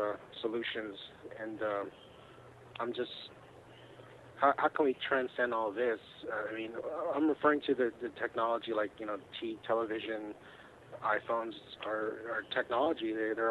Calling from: California, United States; I'm calling from California.

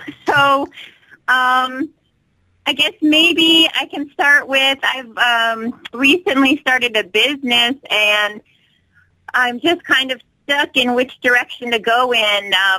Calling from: Alaska, United States; I'm calling from Alaska.

